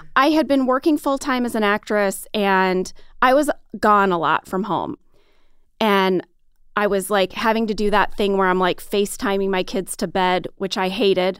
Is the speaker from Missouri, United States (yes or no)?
yes; St. Louis, Missouri, United States; moved away as an adult; I grew up in Saint Louis, Missouri